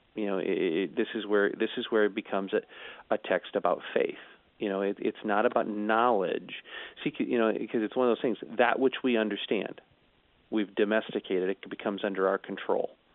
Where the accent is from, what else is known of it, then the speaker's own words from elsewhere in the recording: St. Louis, Missouri, United States; growing up in the St. Louis area